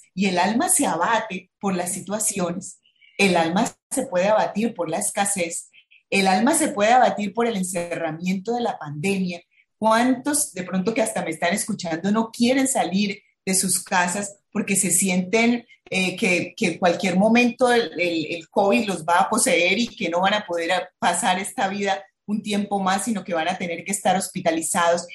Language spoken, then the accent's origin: Spanish; Bucaramanga, Santander, Colombia; now in Barranquilla, Colombia; soy de Bucaramanga